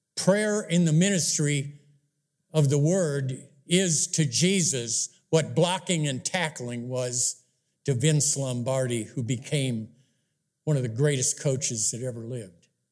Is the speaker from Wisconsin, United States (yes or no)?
yes; Wisconsin, United States; I grew up in Wisconsin back in the fifties